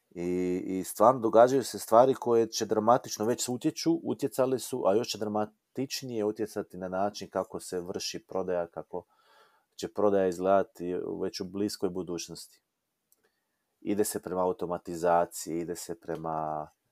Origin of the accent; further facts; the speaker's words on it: Croatia; kod nas u Hrvatskoj